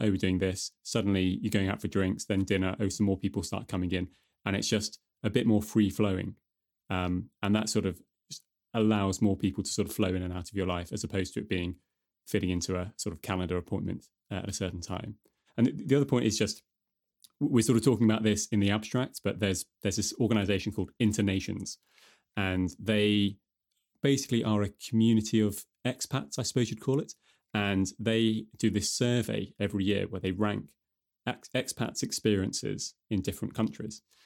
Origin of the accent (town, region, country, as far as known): United Kingdom; now in Denmark